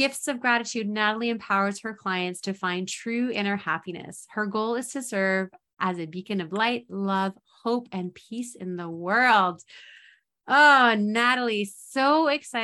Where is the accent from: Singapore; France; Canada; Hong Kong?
Canada; also born or lived in Buffalo, New York; being a Canadian